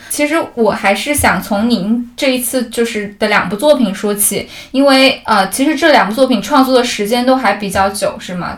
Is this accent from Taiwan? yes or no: no; Zhuzhou, Hunan, China; moved away; 然后我正好是在株洲长大的